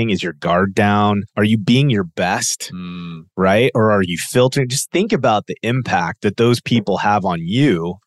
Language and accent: English; United States